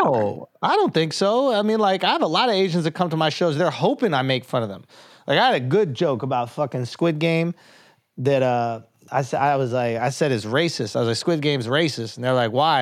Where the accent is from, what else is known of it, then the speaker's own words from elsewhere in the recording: New York, United States; I'm from New York